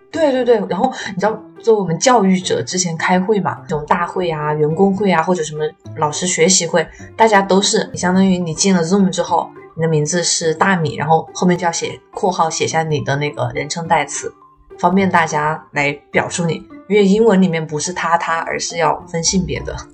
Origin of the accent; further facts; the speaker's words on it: China; now in United States; 我是中国人，我，我英语不是母语